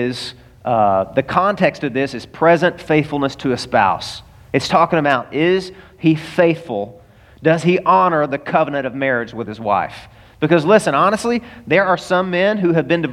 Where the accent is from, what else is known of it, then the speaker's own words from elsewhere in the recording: the South, United States; now in Florida, United States; I'm from the South and it snows every year.